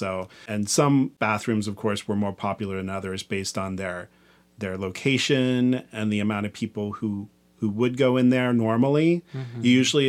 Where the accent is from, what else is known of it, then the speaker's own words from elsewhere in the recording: Kansas, United States; I cruised a lot where I grew up in Kansas.